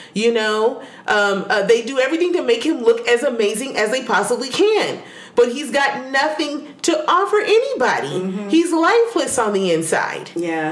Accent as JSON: {"language": "English", "country": "United States", "said": "we as American"}